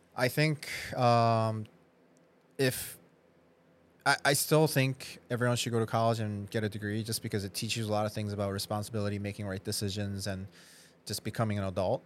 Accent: Wisconsin, United States; moved away as an adult; also born or lived in Minnesota; now in Chicago, United States; I was in Midwest, but I grew up in Wisconsin actually

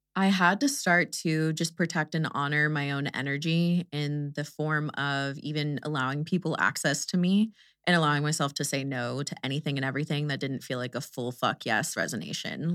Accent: Houston, Texas, United States; I'm from Houston

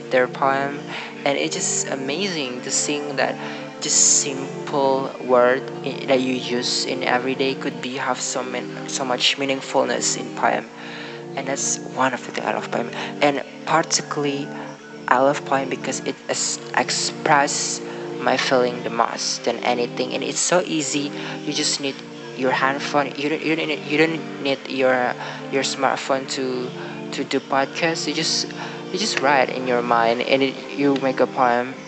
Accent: Indonesia; English is a second language; English is not my first language. It's not my native language. So I'm from Indonesia

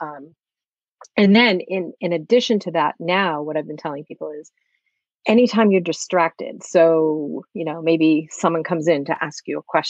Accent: Massachusetts, United States; I'm from Massachusetts, just like Brian

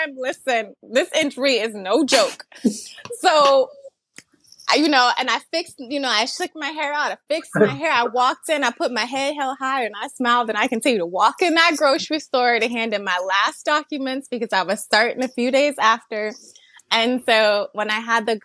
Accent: New Jersey, United States; now in Delaware, United States; I'm originally from New Jersey, but when we moved to Delaware

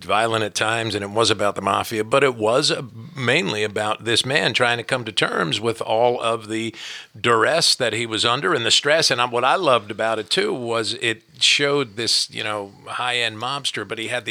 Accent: New Jersey, United States; I grew up in New Jersey

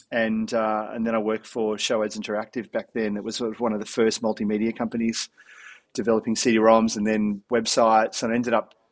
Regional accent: Melbourne, Victoria, Australia; growing up in Melbourne in the 80s

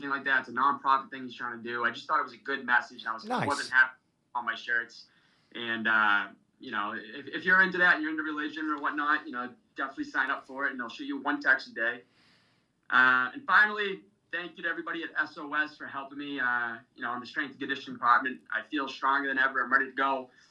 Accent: Dracut, Massachusetts, United States; It's also based in my hometown, Drakett, Mass

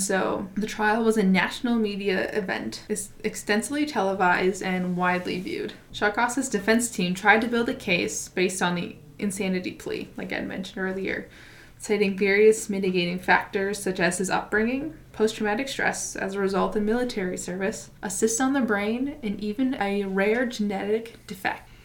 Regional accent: United States; we are both from the United States

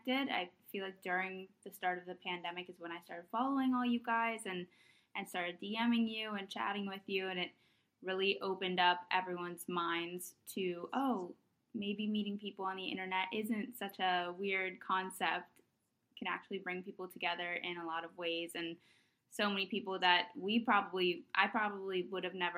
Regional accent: New Jersey, United States; also born or lived in Palo Alto, California; now in New York, United States; I was born in California in the Bay Area, live, love Palo Alto. My family moved to New Jersey when I was younger, so I kind of grew up there.

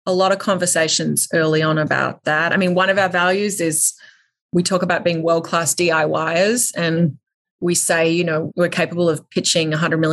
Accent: Australia; I grew up in Australia

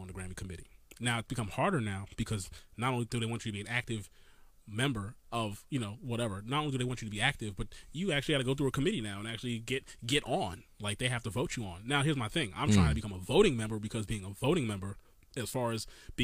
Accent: New York City, New York, United States; now in Maryland, United States; I am from Brooklyn, New York still

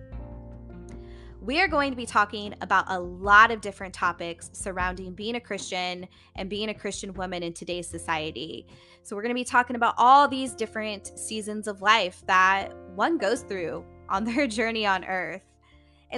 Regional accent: Indiana, United States; now in Columbus, United States; I'm originally from Indiana. I now currently reside in the Columbus, Ohio area.

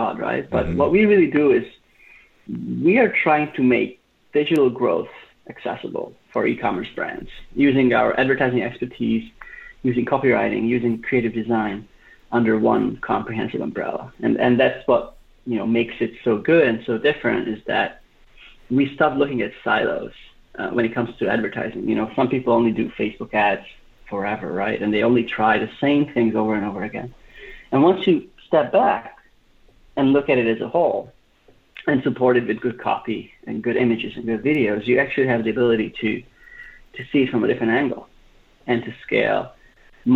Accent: Budapest, Hungary; moved away as an adult; now in United States; I grew up in Budapest, Hungary, so I'm a bit far from home.

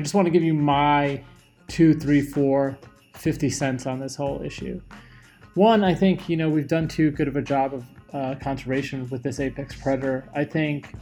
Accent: New York, United States; growing up in New York

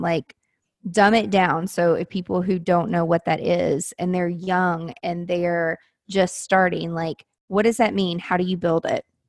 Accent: Mount Juliet, Tennessee, United States; I grew up in Mount Juliet

